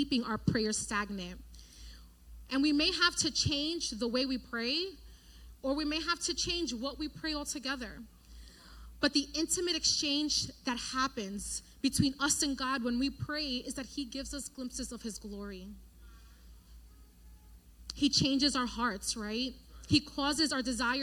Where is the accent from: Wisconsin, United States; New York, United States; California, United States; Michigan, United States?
New York, United States; New York City; now in Connecticut, United States; grew up in New York, right, in the Bronx